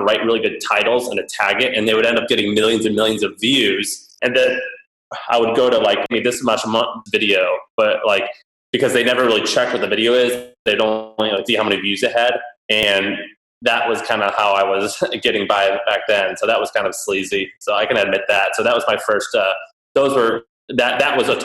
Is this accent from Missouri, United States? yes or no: yes; Missouri, United States; moved away; I was raised in Missouri